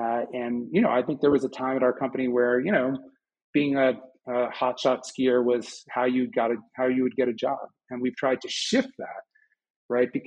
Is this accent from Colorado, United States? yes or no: yes; Boulder, Colorado, United States; If you look in my hometown of Boulder, it's the same thing, right?